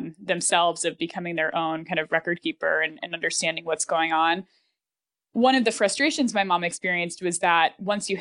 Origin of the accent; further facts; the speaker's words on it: Buffalo, New York, United States; I grew up in Buffalo